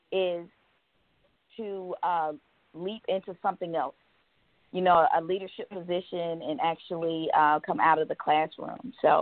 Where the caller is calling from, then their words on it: Georgia, United States; I'm calling from Georgia.